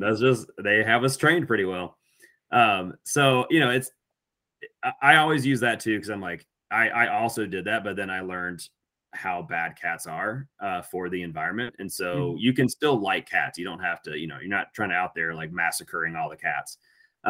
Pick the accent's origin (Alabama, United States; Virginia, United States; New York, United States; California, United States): Alabama, United States; growing up in Alabama